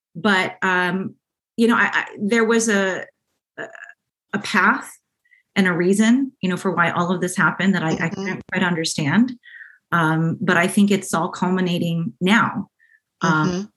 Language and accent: English; Orange County, California, United States; also born or lived in San Diego / Syracuse, New York / Washington, District of Columbia, United States; I grew up here in Orange County, um, in South County